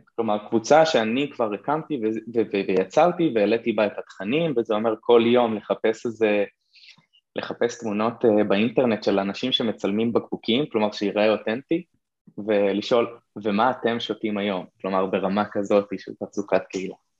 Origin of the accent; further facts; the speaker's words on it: Kiryat Shmona, Northern District, Israel; now in Nahariya, Israel; נולדתי וגדלתי בקריית שמונה